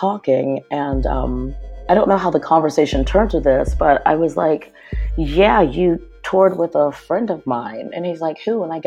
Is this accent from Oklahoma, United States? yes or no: no; Pittsburgh, Pennsylvania, United States; also born or lived in Los Angeles; now in New York City, United States; I grew up in Pittsburgh and we were all just like crazy punks and new wave kids running the streets of Pittsburgh